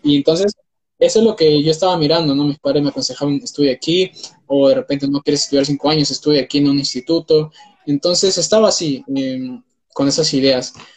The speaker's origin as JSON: {"language": "Spanish", "country": "Peru", "said": "tengo 19 años, soy de Perú"}